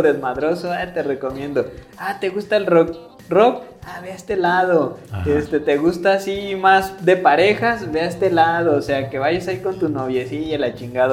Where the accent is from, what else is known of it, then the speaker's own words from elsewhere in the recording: Atotonilco el Alto, Jalisco, Mexico; de Atoto.